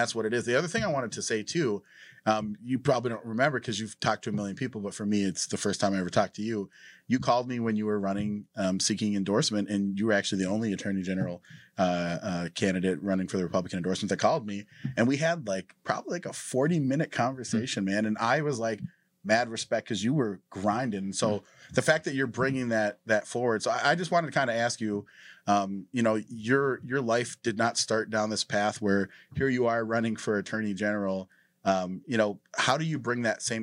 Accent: Devils Lake, North Dakota, United States; moved away; I grew up in Devil's Lake, North Dakota

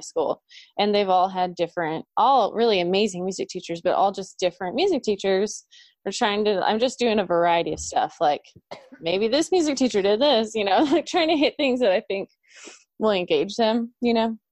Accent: Oklahoma, United States; I'm from Oklahoma

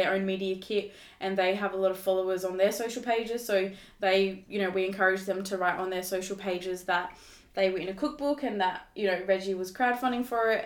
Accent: Fleurieu Peninsula, South Australia, Australia; also born or lived in Sri Lanka; they adopted us when we were babies, brought us back to Australia, and we lived on the farm, and we've grown up ever since here

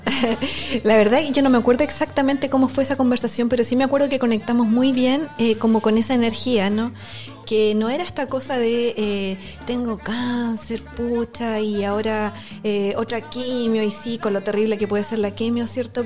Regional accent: Concepción, Biobío, Chile; also born or lived in Santiago; originaria de Concepción

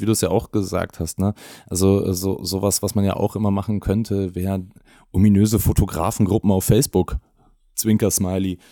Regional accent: Bavaria, Germany; ich bin aus Bayern

